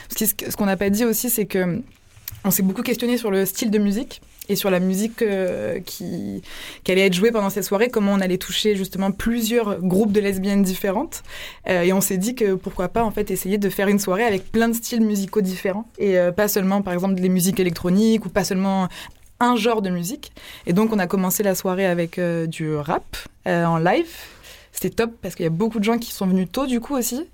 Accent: Marseille, Provence-Alpes-Côte d'Azur, France; moved away; j'ai grandi à Marseille

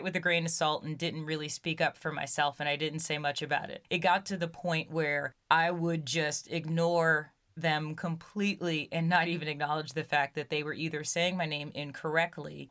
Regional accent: Brooklyn, New York, United States; growing up in Brooklyn as a young Black girl

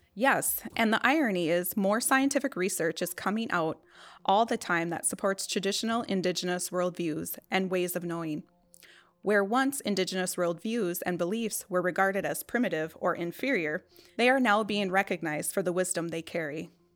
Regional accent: Pine County, Minnesota, United States; I'm still very much connected to my hometown, which is in Pine County.

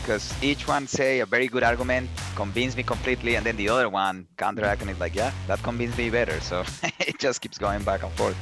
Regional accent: Colombia; moved away; I grew up in Colombia

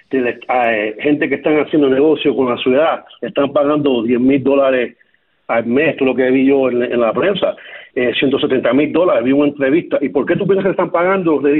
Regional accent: Cuba; moved away; Yo, yo, yo llegué a Cuba, de Cuba en 1968 y lo que me dolió a mí más que nada, que siempre he tenido como cubano un orgullo de mi comunidad

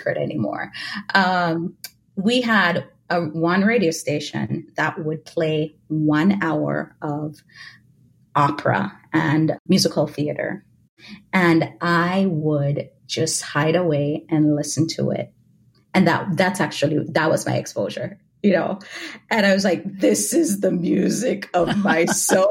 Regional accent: Jamaica; moved away; also born or lived in Louisiana; I grew up in Jamaica.

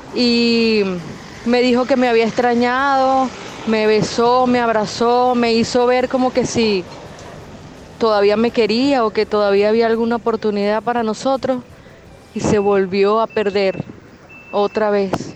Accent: Venezuela; moved away as an adult; now in Peru; soy una venezolana que vive en Perú hace dos años

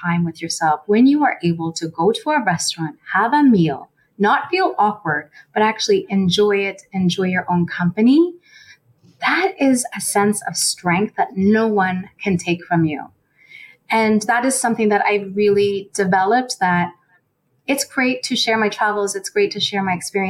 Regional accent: Nova Scotia, Canada; moved away; also born or lived in Toronto; I grew up in Nova Scotia, so it wasn't a very diverse province growing up

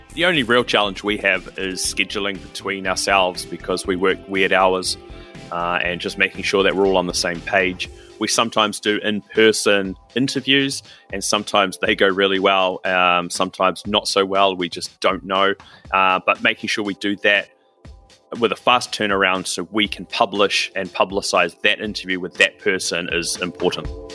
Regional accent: New Zealand; I'm from New Zealand

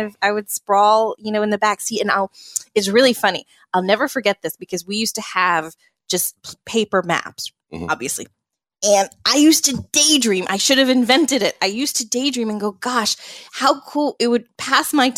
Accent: New Jersey, United States; moved away; also born or lived in North Carolina; I grew up in New Jersey. We moved to North Carolina, but we, for the very beginning, used to travel a lot back over to New Jersey

